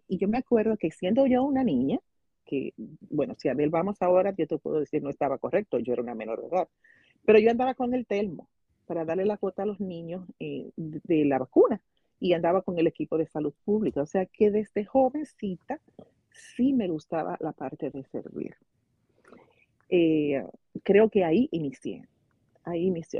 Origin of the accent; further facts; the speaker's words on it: Santo Domingo Este, Distrito Nacional, Dominican Republic; Yo, nací en Santo Domingo, en el ensancho Sama